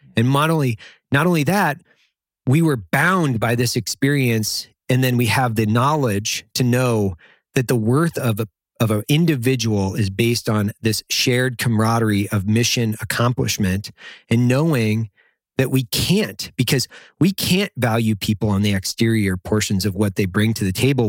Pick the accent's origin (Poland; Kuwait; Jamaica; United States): United States; Idaho; I grew up in Idaho in the fucking middle of nowhere